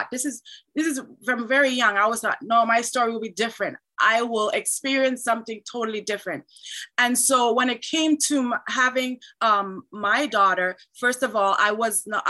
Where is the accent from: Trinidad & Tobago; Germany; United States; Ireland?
Trinidad & Tobago; now in Canada; I was born in Trinidad, but I live in Canada.